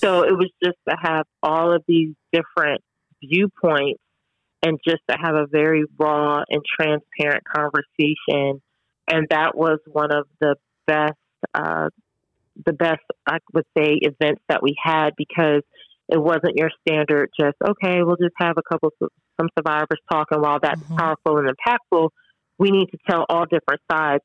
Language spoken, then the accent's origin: English; New Jersey, United States; growing up in Jersey